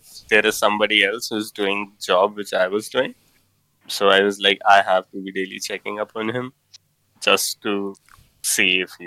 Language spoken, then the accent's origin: English; India; I'm from India